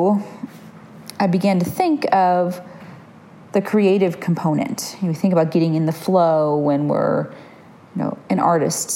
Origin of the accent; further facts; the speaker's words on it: Michigan, United States; now in Oregon, United States; I grew up in Michigan